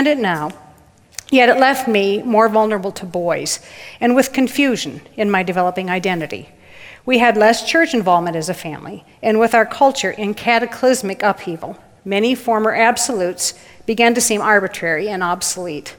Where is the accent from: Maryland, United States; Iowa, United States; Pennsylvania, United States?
Iowa, United States; Waterloo; I was born in Waterloo, Iowa, March 13th, 1954, the third of 4 girls